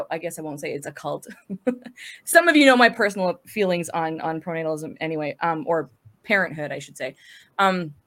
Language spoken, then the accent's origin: English; northern Alberta, Canada; now in southern Alberta, Canada; I'm in Alberta, Canada, born and raised in Alberta, originally from the north, now living in the south